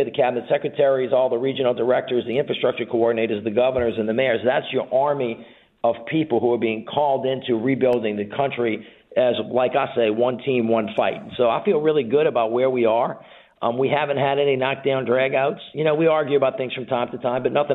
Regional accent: Louisiana, United States; I'm from Louisiana

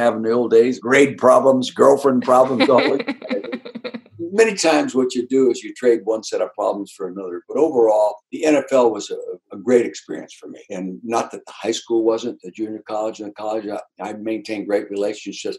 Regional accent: Calistoga, California, United States; moved away as an adult; also born or lived in Kansas City; now in Philadelphia, United States; my hometown in Calistoga in the Napa Valley

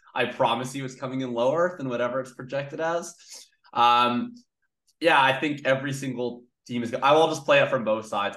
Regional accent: Canada; as a Canadian Colts fan growing up

